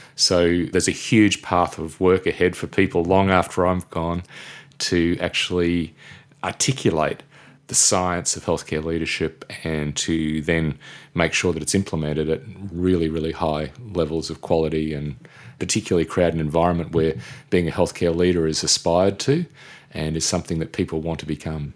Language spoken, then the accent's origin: English; Brisbane, Queensland, Australia; I grew up mainly in Brisbane